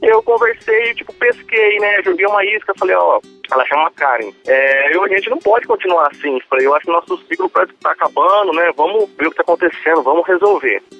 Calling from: Catanduva, São Paulo, Brazil; Eu falo de Catanduva, São Paulo.

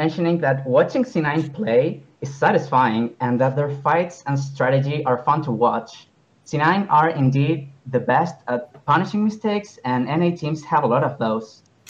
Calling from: Viña del Mar, Valparaíso, Chile; I am calling from Viña del Mar, from the country of Chile, to be more specific.

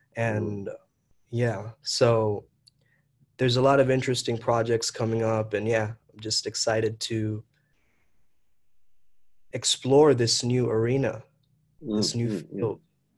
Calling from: Kolkata, West Bengal, India; I'm tuning in from Calcutta, India.

